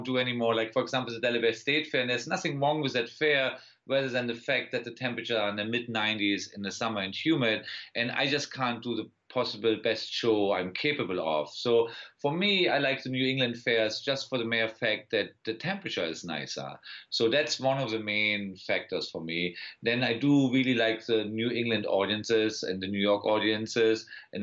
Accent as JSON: {"language": "English", "region": "Berlin", "country": "Germany", "tie": "born or raised there", "also_born_or_lived": "Wiesbaden", "accent": "German", "second_language": "English", "moved": "yes", "lives_now": "United States", "said": "I was born in Wiesbaden, but then I grew up in Berlin"}